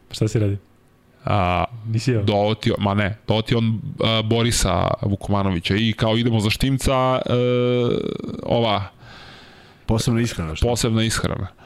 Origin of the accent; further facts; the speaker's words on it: Serbia; Ali u nekim trenucima vidio sam neki ono kao Srbin, znaš, kao šta će on ovde